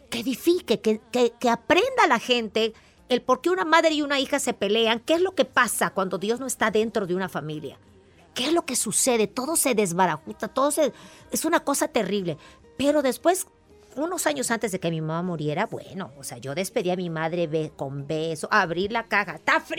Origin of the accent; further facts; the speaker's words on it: Veracruz, Mexico; soy jarocha.